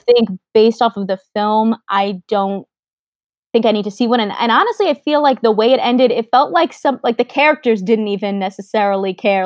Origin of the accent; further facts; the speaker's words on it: New York, United States; I'm from New York